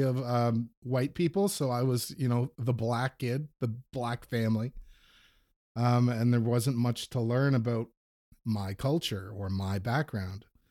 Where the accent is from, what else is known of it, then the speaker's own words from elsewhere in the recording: Manitouwadge, Ontario, Canada; I grew up in a very small Northern Ontario town